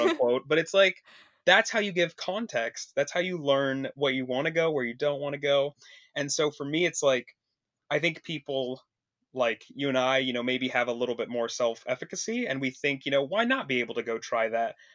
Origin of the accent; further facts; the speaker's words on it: Vancouver, Washington, United States; moved away as an adult; now in Portland, United States; I'm originally from across the river in, uh, Vancouver, Washington, though, so I've always lived here my whole life